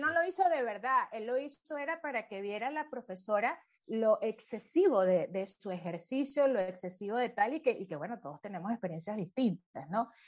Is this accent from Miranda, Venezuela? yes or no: no; Valencia, Carabobo, Venezuela; also born or lived in Caracas, Venezuela; cuando todavía vivíamos en Caracas, yo, nací en Caracas hasta los ocho años, vivimos allí y fue cuando ya nuevo nos fuimos al monte, ¿no? A Valencia